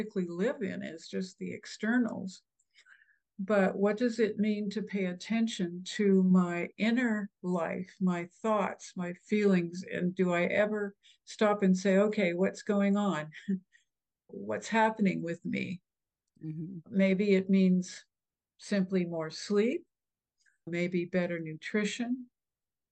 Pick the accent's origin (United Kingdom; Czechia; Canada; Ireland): Canada; the prairies in Canada; also born or lived in Ohio; now in Texas, United States; the Midwest or the prairies in Canada where I grew up